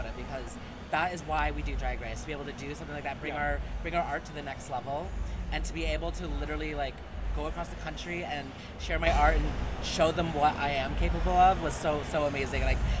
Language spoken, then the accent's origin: English; Vancouver, British Columbia, Canada; I'm from Vancouver though, so the climate here is very similar.